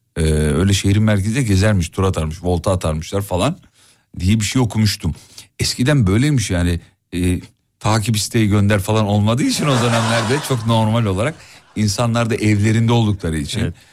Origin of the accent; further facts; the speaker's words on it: Erzurum, Turkey; also born or lived in Kocaeli; Benim Erzurumlu olma, olduğumu